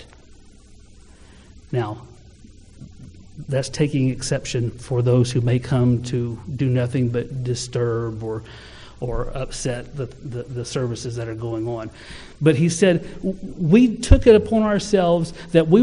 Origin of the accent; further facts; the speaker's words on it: Ardmore, United States; I was from Ardmore